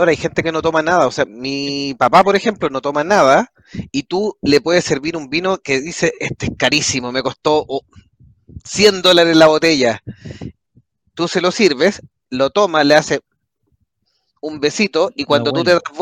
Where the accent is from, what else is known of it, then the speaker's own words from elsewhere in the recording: Mexico; tomo tequila como buena mexicana y lo tomo derecho, o sea, solito.